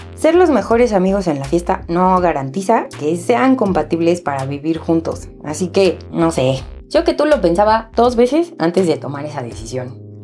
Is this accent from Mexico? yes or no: yes; Mexico; La primera vez que salí del nido, me fui de México un año